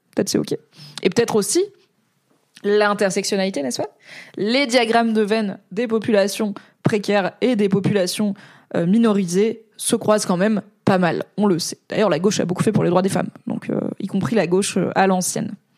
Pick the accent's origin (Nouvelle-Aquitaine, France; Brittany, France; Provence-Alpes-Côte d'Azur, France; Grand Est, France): Grand Est, France; Alsace; first language French; Je suis alsacienne